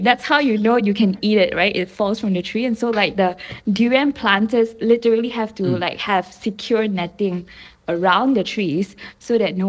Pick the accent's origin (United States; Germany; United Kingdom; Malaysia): Malaysia; I'm a Malaysian Chinese. So what that means is I'm born in Malaysia, native to Malaysia, but I'm of the Chinese race.